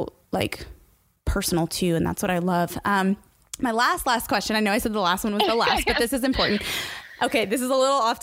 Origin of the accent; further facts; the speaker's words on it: Indiana, United States; I'm from Indiana